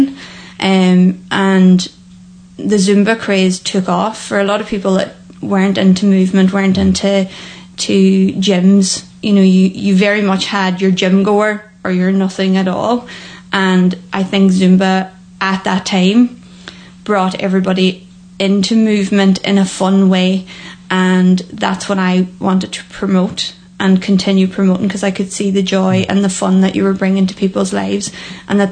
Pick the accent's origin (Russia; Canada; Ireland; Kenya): Ireland; Annagry, Ulster; also born or lived in Loughanure / Falcarragh; I'm originally from Anagra, so right in west